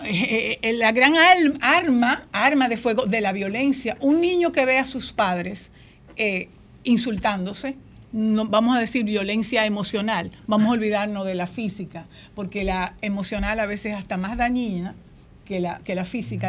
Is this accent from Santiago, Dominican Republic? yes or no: no; Azua, Dominican Republic; yo vengo de un pueblo en el que todo el mundo leía